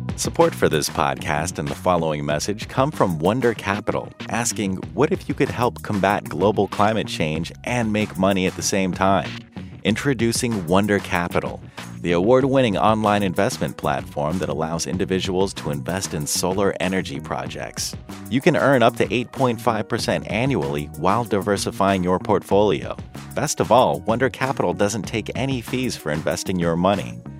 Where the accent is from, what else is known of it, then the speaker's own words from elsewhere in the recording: Texas, United States; I, as a Texan